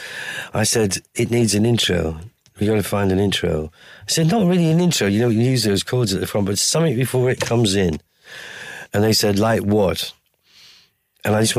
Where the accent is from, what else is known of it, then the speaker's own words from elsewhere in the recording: Durham, North East England, United Kingdom; I'm from Durham